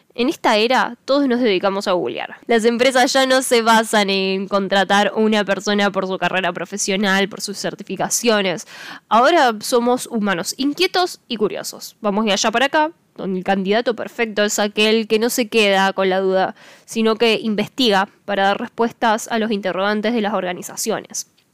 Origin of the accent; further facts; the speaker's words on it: Córdoba, Argentina; soy una cordobesa